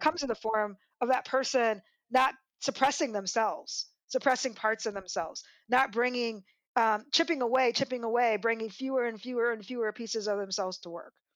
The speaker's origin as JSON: {"language": "English", "town": "Des Moines", "region": "Iowa", "country": "United States", "said": "I'm from Des Moines, Iowa"}